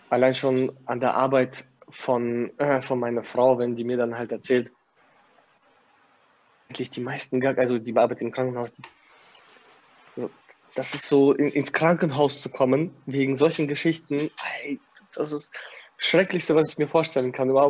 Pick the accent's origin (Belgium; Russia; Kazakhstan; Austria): Kazakhstan; now in Germany; Ich komme aus Kasachstan. Alter, wir haben da in äh, wir sind auf Toilette gegangen und mussten uns in die Hocke setzen